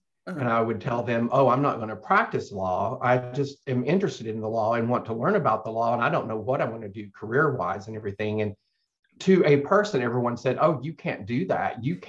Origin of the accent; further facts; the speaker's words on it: Arkansas, United States; now in Texas, United States; When I first moved to Texas and would say I was from Arkansas, the most common response was, oh, I'm sorry.